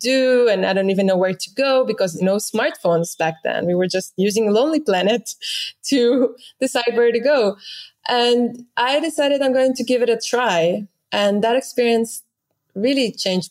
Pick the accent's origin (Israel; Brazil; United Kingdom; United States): Israel; moved away as an adult; I grew up in Israel